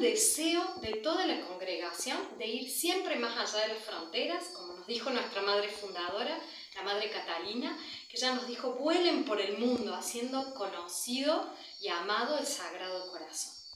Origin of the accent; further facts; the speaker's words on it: Córdoba, Argentina; moved away as an adult; also born or lived in Africa; nací y me crié en Argentina